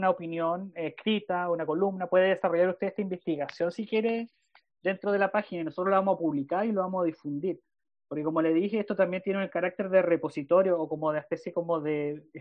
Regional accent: Chile; son chilenos, somos todos, todos chilenos

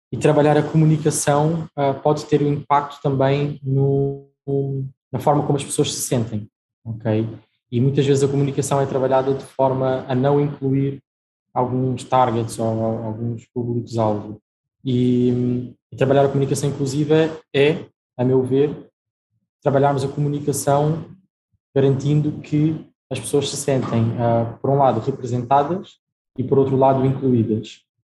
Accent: Portugal; also born or lived in Brazil; Eu uh, nasci no Brasil, e vim para Portugal com a minha família muito novo, tinha 4 anos

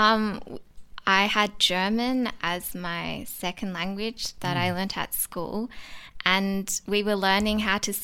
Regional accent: Perth, Western Australia, Australia; also born or lived in Sydney; we moved to Perth, I think, before I was even 1 year old

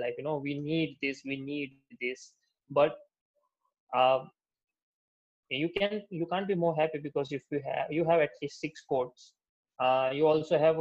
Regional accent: Gujarat, India; also born or lived in United States; I'm coming from Gujarat, so there's no sort of bar culture or drinking culture over here in general.

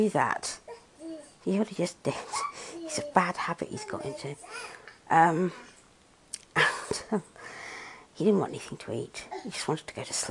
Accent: United Kingdom; I'm British

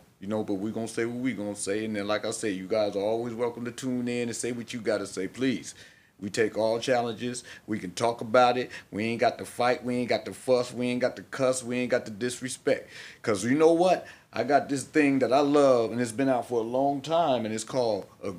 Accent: Cleveland, Ohio, United States; born there; Hey, listen, I was born in Cleveland.

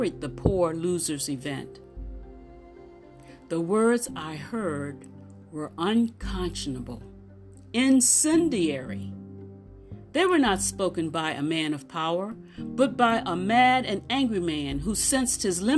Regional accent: United States; I was from the United States

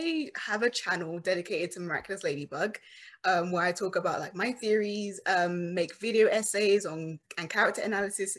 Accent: London, United Kingdom; moved away as an adult; now in Los Angeles, United States; I'm originally from London, but then I moved to like LA for screenwriting

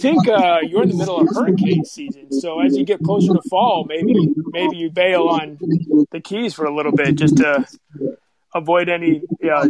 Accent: Lodi, California, United States; now in East Bay Area, United States; Josh and I both grew up in a small town in Central California called Lodi

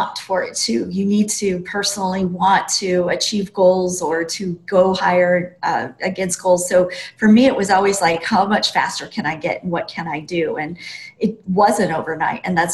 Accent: Montana, United States; growing up in Montana was pretty hardcore

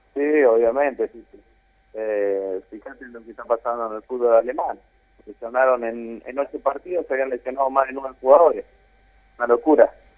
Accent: Guatimosín, Córdoba, Argentina; moved away; also born or lived in Buenos Aires / Rosario; me fui para mi pueblo, que yo soy del sur de Córdoba, un poquito, Guatimosín

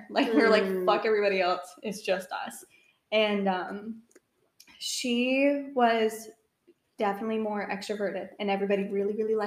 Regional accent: Florida, United States; also born or lived in Maine; I was born in Maine, and then my parents were both like from Maine. Moved down to Florida, and so we knew literally nobody

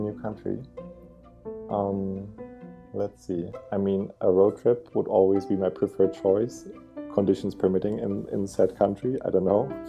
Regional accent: Germany; also born or lived in Berlin; I'm from Germany and I currently live in Berlin, in the capital

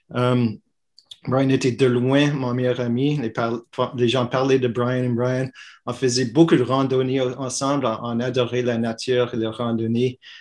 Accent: Montreal, Quebec, Canada; je suis fièrement québécois, je suis montréalais, je suis canadien

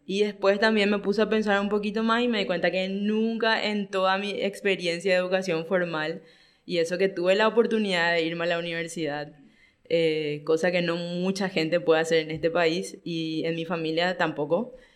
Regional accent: Paraguay; yo siempre fui extranjerizada a mi propio país, ¿verdad? Siempre, hasta hoy, yo tengo que justificar por poco con mi DNI o mi cédula de identidad que realmente soy paraguaya

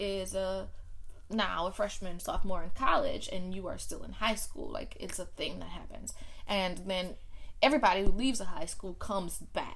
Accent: New Orleans, Louisiana, United States; I am from New Orleans.

